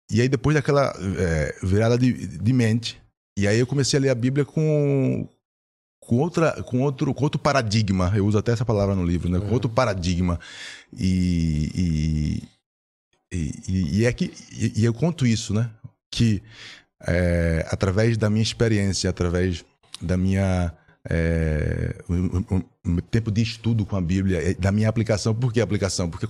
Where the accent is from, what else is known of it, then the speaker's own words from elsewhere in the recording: Recife, Pernambuco, Brazil; now in São Paulo, Brazil; eu estava aqui em São Paulo, né? vim de Recife, estava em São Paulo.